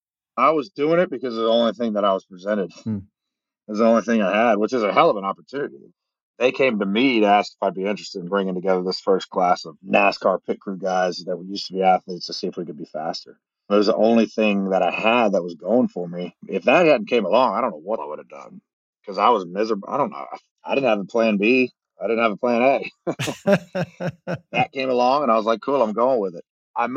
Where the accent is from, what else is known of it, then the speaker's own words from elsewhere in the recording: Daytona Beach, Florida, United States; moved away; also born or lived in Charlotte area, North Carolina / Nashville, Tennessee; growing up in Daytona, we watch races all the time. And then moving to North Carolina, you're kind of still in it, being around Charlotte area.